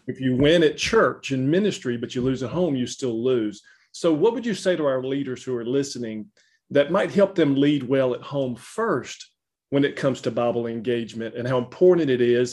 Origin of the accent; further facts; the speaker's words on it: Louisiana, United States; accent: Southern; I am Southern to the bone and grew up in Louisiana